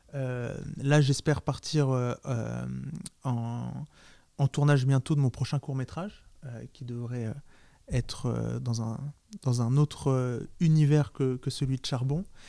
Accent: France; J'ai grandi à Nancy

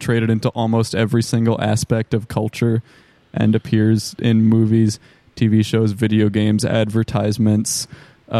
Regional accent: United States; we're American

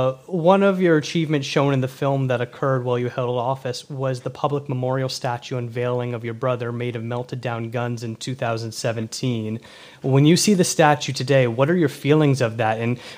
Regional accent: Toronto, Ontario, Canada; born or raised there

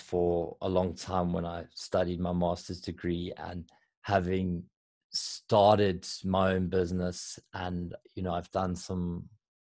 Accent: South Africa

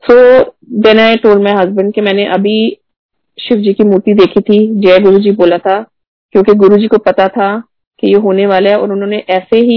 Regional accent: Pune, Maharashtra, India; मैं पुणे से हूँ आप uh, गुड़गांव से हो और हम कैसे रामगढ़ में मिले हैं

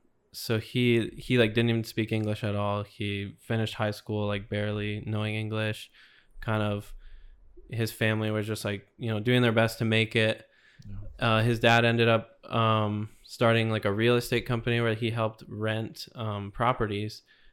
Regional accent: Florida, United States; Super excited to be able to share my journey with the Lord. I'm mostly from Florida. I spent some time, about 4 years total, in Kansas City. Came back to Florida.

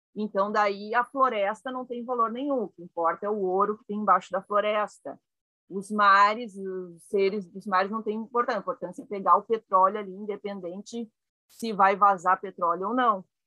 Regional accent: Caxias do Sul, Rio Grande do Sul, Brazil; Eu nasci em Caxias do Sul, no Rio Grande do Sul

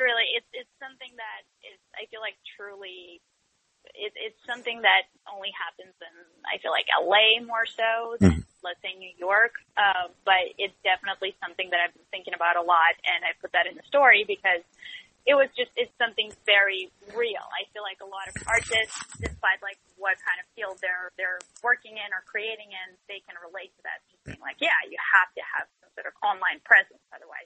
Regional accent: Russia; English is a second language; now in United States; because I came here from Russia and I had to do like a lot of, you know, serious acting training and film training and everything.

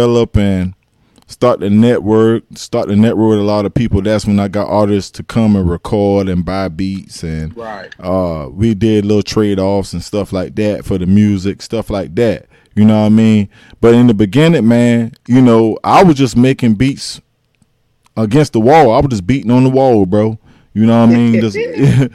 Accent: Allendale, South Carolina, United States; I'm from Allendale, South Carolina

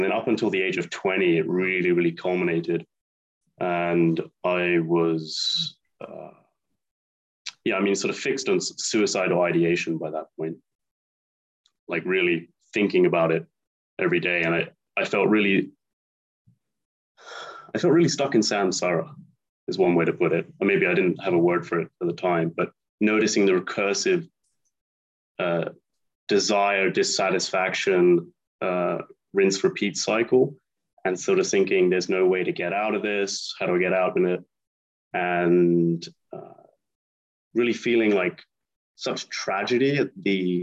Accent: United Kingdom; moved away as an adult; now in Spain; I'm an Anglo-American, born and raised near London

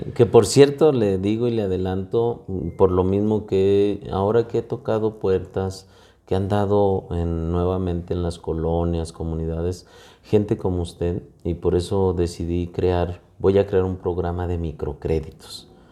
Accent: Fresnillo, Zacatecas, Mexico; el amor que le tengo yo a mi tierra y el compromiso que tengo hacia Fresnillo

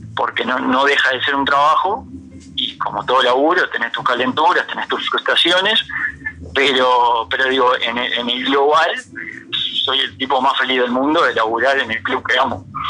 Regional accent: Florida, Uruguay; moved away as an adult; now in Montevideo, Uruguay; yo soy de Florida

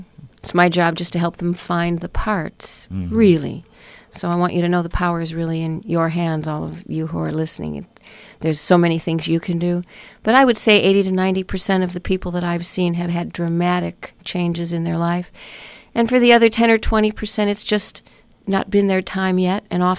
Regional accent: Chicago, Illinois, United States; now in Malibu, United States; because I'm from Chicago. I grew up there.

